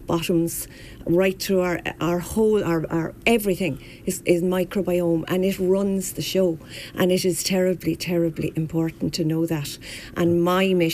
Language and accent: English; Wexford, Leinster, Ireland; moved away as an adult; now in Kilkenny, Ireland; I was born and bred in Wexford. I'm a true yellow belly